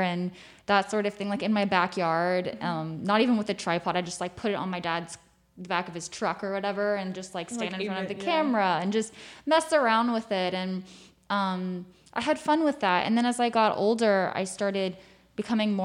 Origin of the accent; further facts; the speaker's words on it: South Carolina, United States; moved away as an adult; now in New York, United States; I'm from South Carolina. I'd gone to school in North Carolina